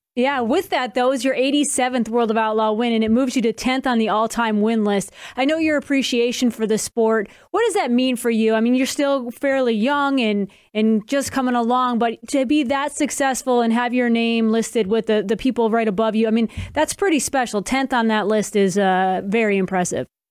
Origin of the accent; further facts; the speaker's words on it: Massachusetts, United States; now in North Carolina, United States; I grew up in Massachusetts